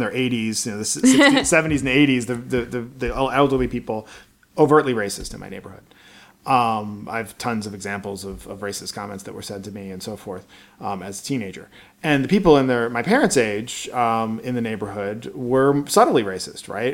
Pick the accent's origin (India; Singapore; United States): United States; Baltimore, Maryland; I grew up in Baltimore, Maryland in the '80s